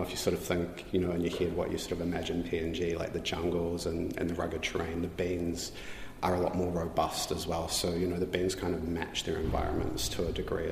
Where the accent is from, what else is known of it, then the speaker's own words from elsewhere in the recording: New Zealand; I'm tangata whenua, I'm Māori